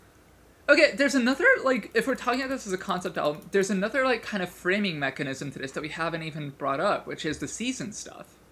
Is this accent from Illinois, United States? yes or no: yes; Chicago, Illinois, United States; I grew up in Chicago